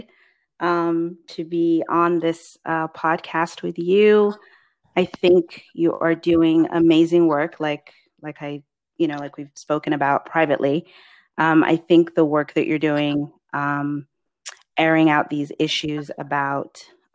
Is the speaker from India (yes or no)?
no; England, United Kingdom; moved away; as a Black immigrant woman, I was born in England, but my parents and my lineage is Nigerian of Yoruba extraction